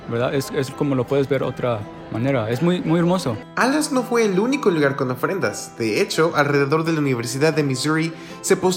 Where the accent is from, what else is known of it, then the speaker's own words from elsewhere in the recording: Mexico City, Mexico; Ahora seré yo un poco egoísta y platicaré de lo que hacemos en mi tierra natal de la Ciudad de México.